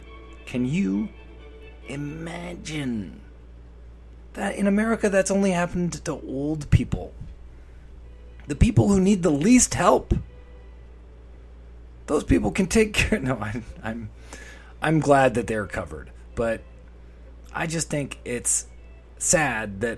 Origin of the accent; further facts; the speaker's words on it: Canada; I'm a Canadian 38-year-old